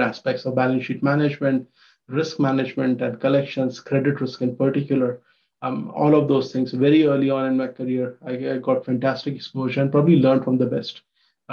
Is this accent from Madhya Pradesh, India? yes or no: yes; Ujjain, Madhya Pradesh, India; moved away as an adult; also born or lived in Mumbai, India; now in United States; So I come from Ujjain, Madhya Pradesh in India, a small town